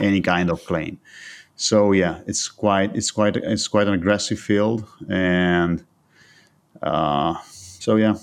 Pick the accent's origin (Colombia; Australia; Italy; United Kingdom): Italy; I was born and raised in Italy